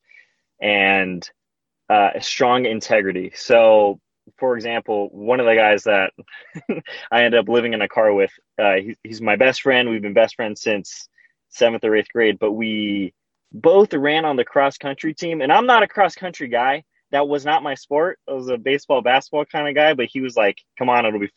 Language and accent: English; Victorville, California, United States; I'm from Victorville, California. That's where I was born